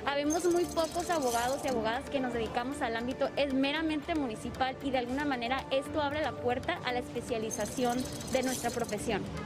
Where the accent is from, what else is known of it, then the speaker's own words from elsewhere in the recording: Mexicali, Baja California, Mexico; now in Tijuana, Mexico; yo soy de Baja California, pero nací en Mexicali